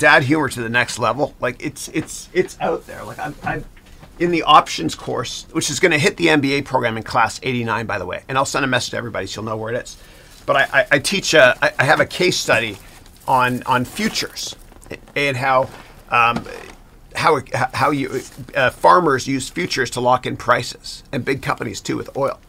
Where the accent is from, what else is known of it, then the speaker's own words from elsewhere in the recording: London, Ontario, Canada; moved away as an adult; now in United States; I grew up in Ontario. I was born in London, Ontario.